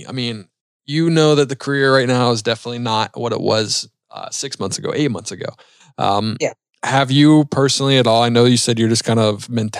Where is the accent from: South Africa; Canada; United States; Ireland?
United States; Charlotte, North Carolina; Charlotte, North Carolina.